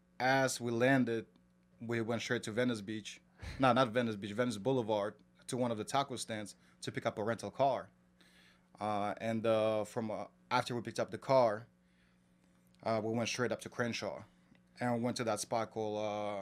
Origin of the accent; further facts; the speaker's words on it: Kazakhstan; moved away as an adult; now in New York, United States; I grew up in Kazakhstan.